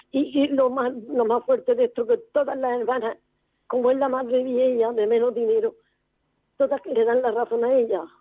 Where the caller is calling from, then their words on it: Murcia, Region of Murcia, Spain; de Murcia, de los paganos.